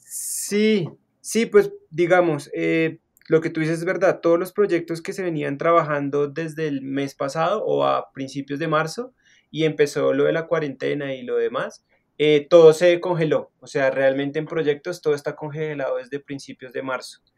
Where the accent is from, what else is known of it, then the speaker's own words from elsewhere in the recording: Bogotá, Colombia; now in Zipaquirá, Colombia; soy de Bogotá, nací en Bogotá, y pues digamos, em, siempre me he movido como en, o crecí, digamos, en, la parte sur de la ciudad